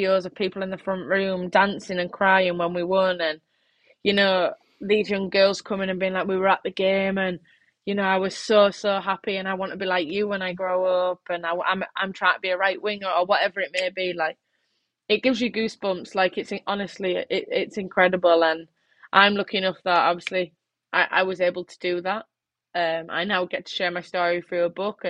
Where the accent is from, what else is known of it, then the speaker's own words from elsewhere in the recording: England, United Kingdom; my home country